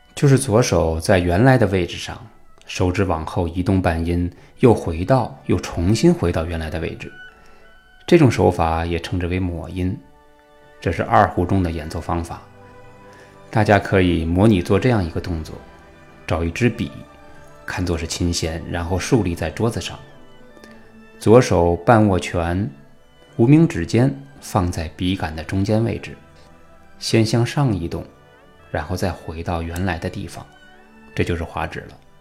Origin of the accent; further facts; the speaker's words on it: China; 我们是中国人